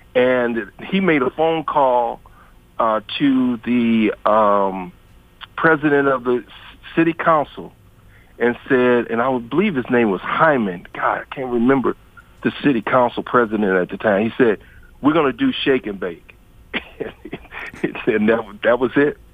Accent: Detroit, Michigan, United States; moved away; I'm from Detroit

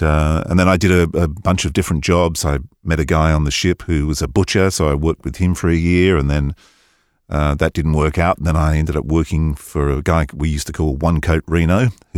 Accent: East of England, United Kingdom; now in United States; But I grew up in Hertfordshire, born in the late 50s, two older brothers, so I was exposed to a lot of music through the 60s.

